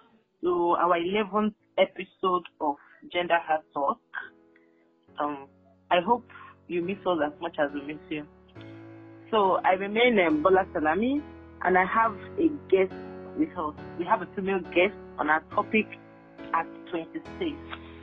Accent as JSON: {"language": "English", "country": "Nigeria", "said": "We are Nigerian."}